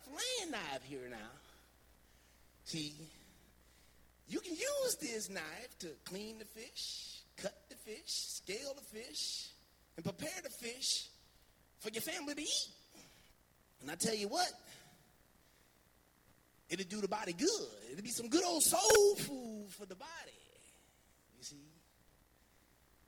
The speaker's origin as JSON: {"language": "English", "town": "Montclair", "region": "New Jersey", "country": "United States", "tie": "born or raised there", "said": "I grew up in Montclair, New Jersey."}